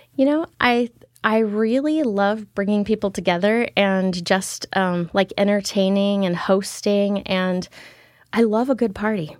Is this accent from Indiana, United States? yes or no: no; Keizer, Oregon, United States; I actually grew up here in Kaiser most of my life.